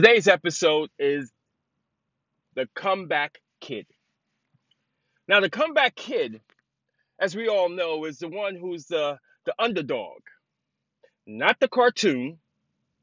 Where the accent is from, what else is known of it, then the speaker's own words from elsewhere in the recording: New York City, New York, United States; growing up in the city, growing up in the Bronx